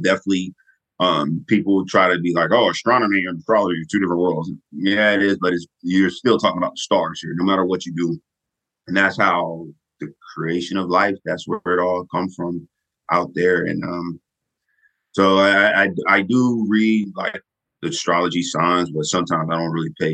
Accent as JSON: {"language": "English", "town": "Fayetteville", "region": "North Carolina", "country": "United States", "tie": "born or raised there", "also_born_or_lived": "Hawaii", "said": "grew up in Fayetteville, went to a few schools in Fayetteville, graduated from Jack Britt High School"}